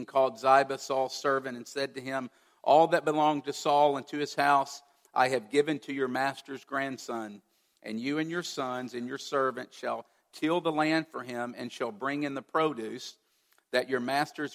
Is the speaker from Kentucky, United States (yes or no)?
yes; Kentucky, United States; growing up as a teenager in Kentucky in my hometown